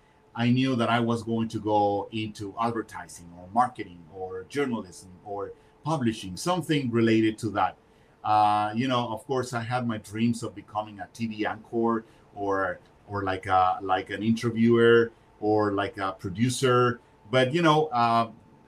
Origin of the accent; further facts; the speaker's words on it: Mexico City, Mexico; moved away as an adult; also born or lived in Mérida, Yucatán, Mexico; now in United States; I was born in Mexico, in the city of Mérida, in the state of Yucatán. And my parents went to live in Mexico City, right, 5 or 6 years later